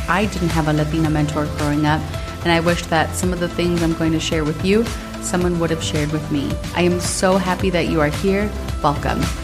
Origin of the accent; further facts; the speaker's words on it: Minnesota, United States; growing up in Minnesota